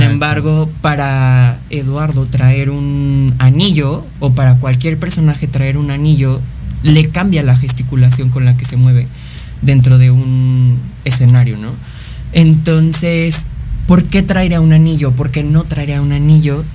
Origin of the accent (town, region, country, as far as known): Mexico